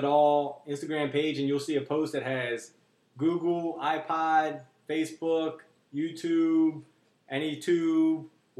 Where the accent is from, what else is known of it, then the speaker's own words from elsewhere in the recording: Pakistan; Oh, you picking on me because I'm the Pakistani guy.